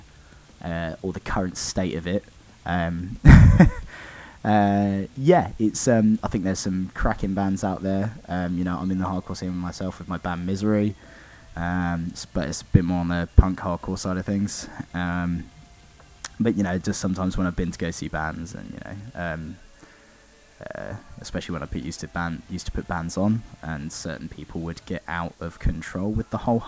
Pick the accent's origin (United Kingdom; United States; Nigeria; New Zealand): United Kingdom; Oxford, South East England; we're from Oxford